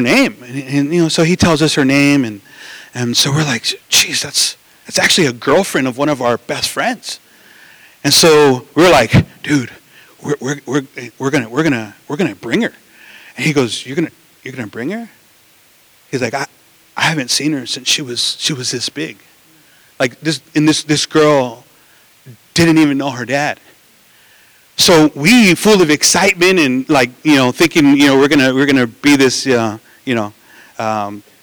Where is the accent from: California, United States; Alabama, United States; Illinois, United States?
California, United States; Los Angeles; we grew up in East